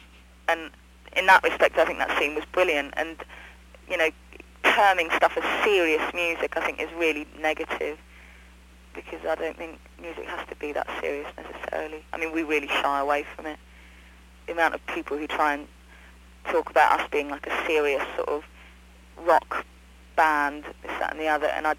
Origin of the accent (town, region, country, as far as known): London, United Kingdom; born or raised there